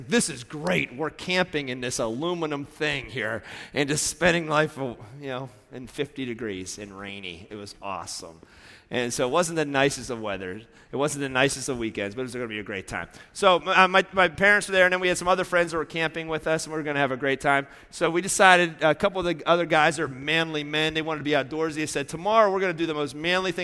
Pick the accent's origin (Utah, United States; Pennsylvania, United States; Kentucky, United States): Pennsylvania, United States; moved away; I grew up in Pennsylvania